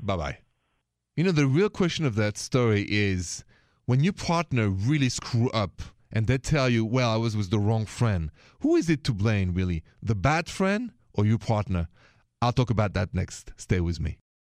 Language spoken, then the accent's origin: English; Paris, Île-de-France, France; accent: French; English is a second language; now in United States; If it's the first time you hear my accent, it's French, c'est français. Straight from Paris, the city of lovers